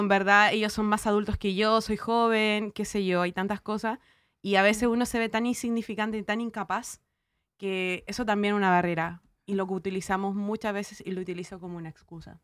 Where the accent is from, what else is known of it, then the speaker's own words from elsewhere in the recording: Chile; como diríamos los chilenos